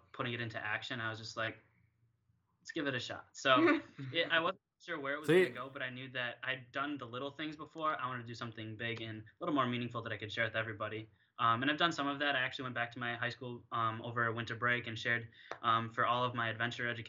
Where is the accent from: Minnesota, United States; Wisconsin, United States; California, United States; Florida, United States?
Wisconsin, United States; Green Bay; moved away as an adult; also born or lived in Missouri / New London, Wisconsin; I was born in Missouri, but I grew up mostly in Green Bay and then in a small town called New London, near Appleton